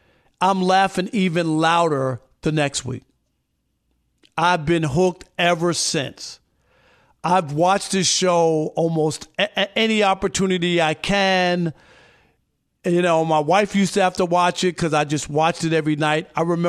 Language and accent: English; Queens, New York, United States; born there; And I was born in Queens, not even Brooklyn.